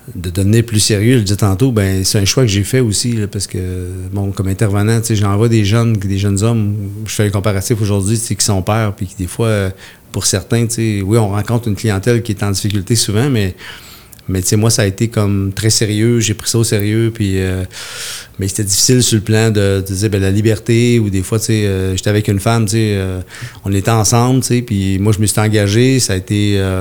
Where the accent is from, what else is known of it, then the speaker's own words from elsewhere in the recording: Haute-Mauricie, Quebec, Canada; je viens de la Haute-Mauricie